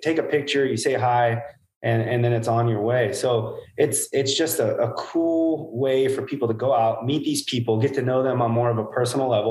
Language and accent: English; Hanford, California, United States; I'm from Hanford, California, basically the armpit of California